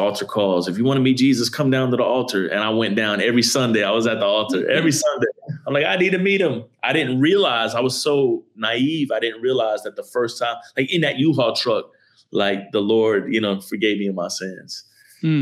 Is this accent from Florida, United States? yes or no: yes; Miami, Florida, United States; I grew up in a melting pot of people in a city called Miami, Florida